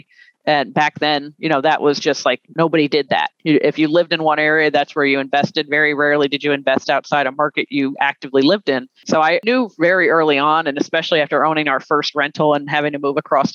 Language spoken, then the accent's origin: English; the South, United States; Being a Southerner